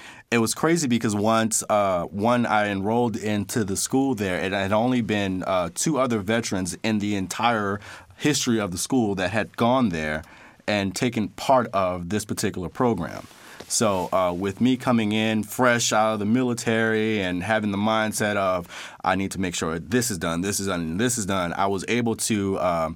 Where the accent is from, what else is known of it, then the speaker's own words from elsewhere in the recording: United States; moved away as an adult; now in Poznan, Poland; being American